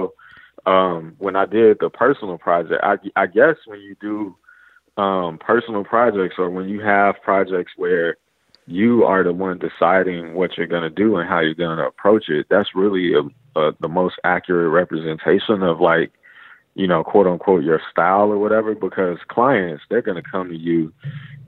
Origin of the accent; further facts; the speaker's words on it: Chicago, Illinois, United States; I grew up in Chicago on the South Side